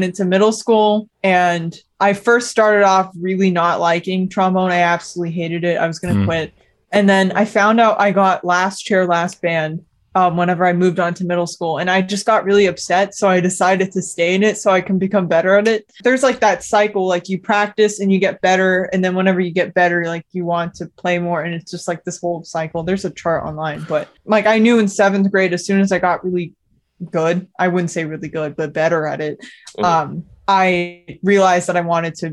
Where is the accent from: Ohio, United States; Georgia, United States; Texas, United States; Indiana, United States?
Texas, United States; Dallas; also born or lived in Queens, New York City; now in New York City, United States; I was born right here in New York City in Queens, actually. I moved to Dallas, Texas, where I basically grew up like most of my life. When I was really young, I was a couple years old